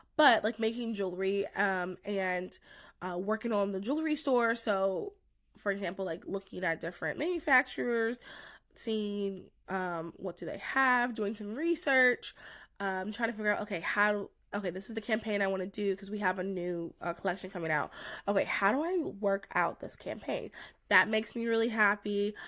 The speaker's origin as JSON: {"language": "English", "region": "North Carolina", "country": "United States", "also_born_or_lived": "New Jersey", "moved": "as an adult", "said": "I'm from North Carolina"}